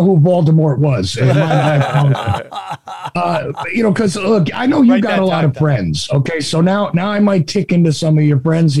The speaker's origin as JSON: {"language": "English", "region": "New Jersey", "country": "United States", "accent": "Jersey", "said": "I'm from Jersey."}